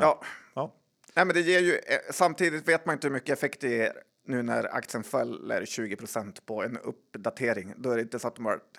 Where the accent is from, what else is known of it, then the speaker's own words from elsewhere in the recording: Sweden; Man är mest stolt över som svensk.